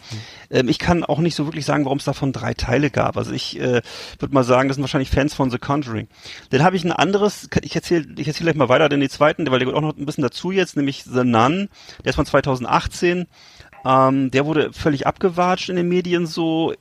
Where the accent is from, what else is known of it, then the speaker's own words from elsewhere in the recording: West Germany, Germany; moved away; sind wir ja als Westdeutsche, als Kinder aufgewachsen